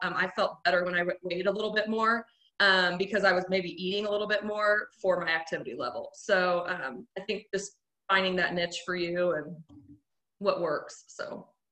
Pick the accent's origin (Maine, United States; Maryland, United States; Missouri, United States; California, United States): Missouri, United States; Carrollton; now in Springfield, United States; I'm from Carrollton, Missouri. Um, but now we live in Springfield with my husband